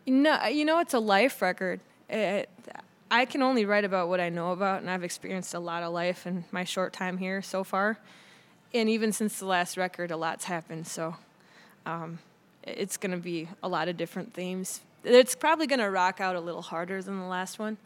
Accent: River Falls, Wisconsin, United States; moved away; I have a lot of love for my hometown, although my, you know, my childhood growing up was great

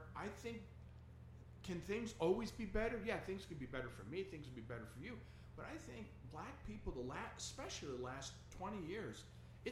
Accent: New York, United States; moved away; I was originally from New York, right? And you know, when I grew up as a kid in the 60s

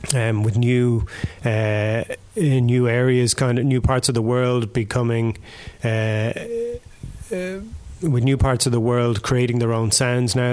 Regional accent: Ireland; moved away as an adult; now in Berlin, Germany; growing up in Ireland

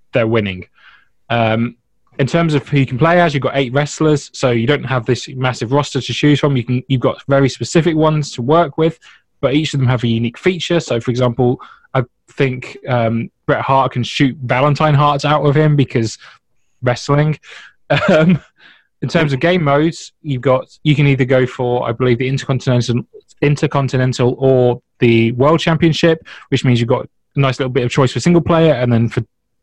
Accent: United Kingdom; As a British guy

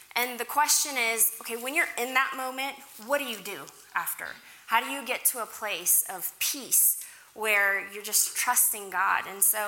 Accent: Kentucky, United States; born there; also born or lived in Oklahoma / Africa; I was born in Kentucky. We moved to Oklahoma, and then my family went to Africa to be missionaries.

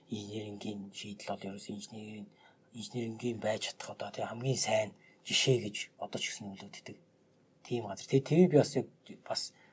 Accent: Mongolia; би Монголоос ирсэн

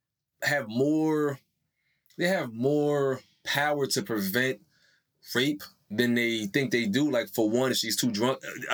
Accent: Greenbelt, Alabama, United States; I'm from Greenbelt, Alabama.

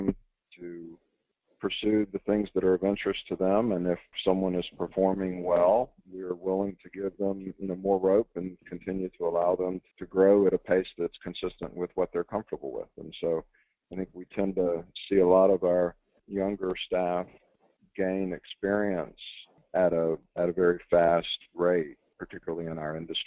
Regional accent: Jacksonville, Florida, United States; moved away as an adult; also born or lived in South Carolina; I was born and raised in Jacksonville, Florida

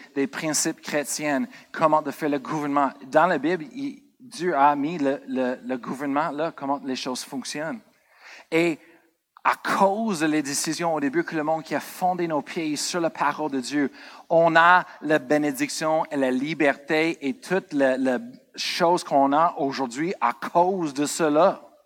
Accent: United States; moved away; Moi, je viens des États-Unis

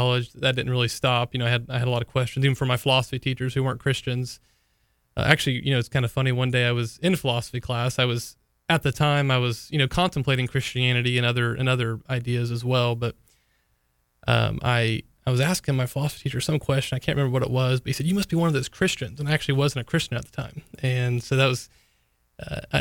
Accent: St. Augustine, Florida, United States; also born or lived in Jacksonville, Florida; I grew up in St. Augustine, Florida, where I was born and raised

